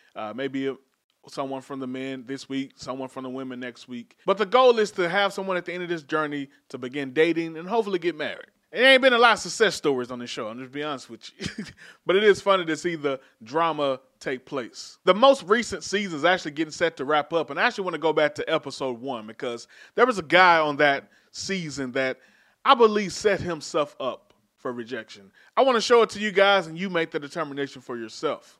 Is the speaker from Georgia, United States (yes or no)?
no; Dallas, Texas, United States; I'm from Dallas, so our hoods are South Dallas, Oak Cliff, Pleasant Grove, where I'm from.